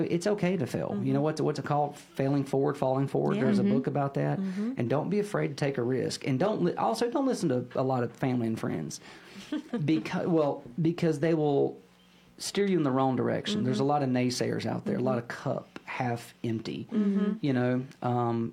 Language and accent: English; Statesville, North Carolina, United States; I was born and raised in Statesville.